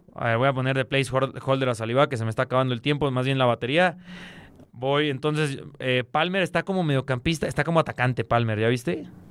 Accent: Honduras; Yo, soy hondureño, ¿eh? Yo, yo, soy hondureño

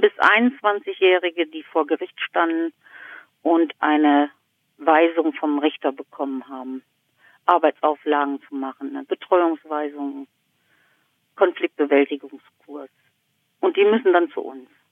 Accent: Duisburg, North Rhine-Westphalia, Germany; moved away as an adult; now in East Frisia, Germany; Ich bin in Duisburg aufgewachsen

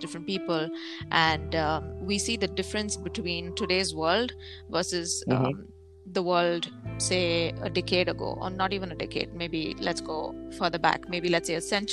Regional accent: India; moved away; all the way from my home country, India

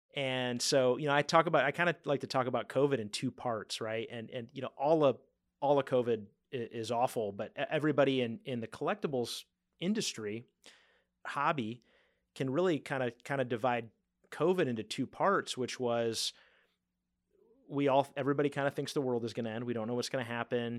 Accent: Ohio, United States; moved away; I'm from Ohio, happened to be Ohio visiting some family

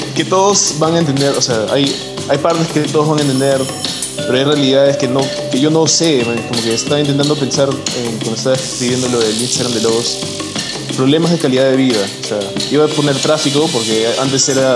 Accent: Peru; yo soy peruano

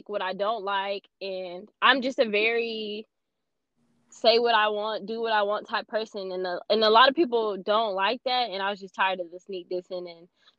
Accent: Houston, Texas, United States; I'm from Houston

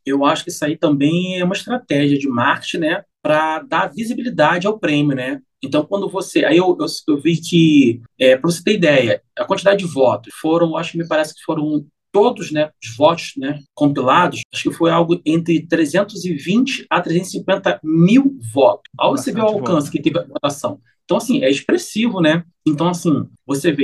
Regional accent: Rio de Janeiro, Brazil; Eu sou carioca

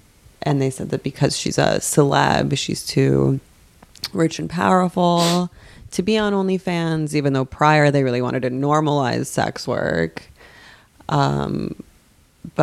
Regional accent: West Coast, United States; I'm from the West Coast.

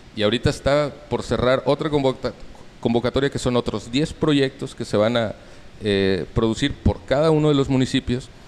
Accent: Mexico City, Mexico; now in Baja California Sur, Mexico; yo nací en la Ciudad de México. Eh, pues ya tengo más de 25 años viviendo en Baja California Sur.

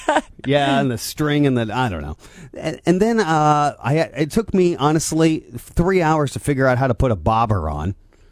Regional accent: Angola, Indiana, United States; I grew up in Angola and I've lived here my entire life, I've missed a lot of Midwest rites of passage.

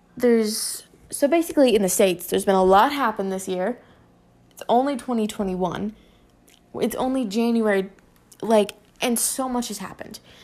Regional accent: Canada; I'm from Canada.

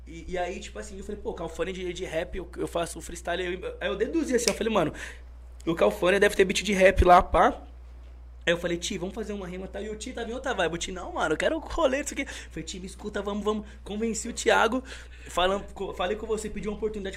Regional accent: Osasco, São Paulo, Brazil; also born or lived in Piauí; eu sou de Osasco porque eu sou criado lá a vida inteira. Mas eu nasci no Piauí

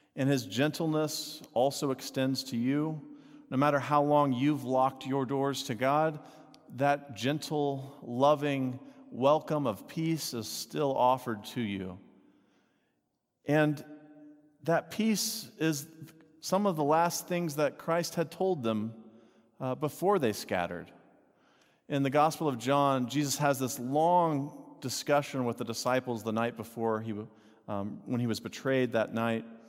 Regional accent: Texas, United States; I grew up in Texas

